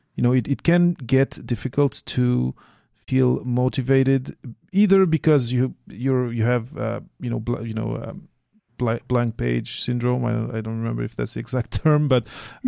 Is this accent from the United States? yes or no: no; Portugal; now in Quebec, Canada; I come from Portugal originally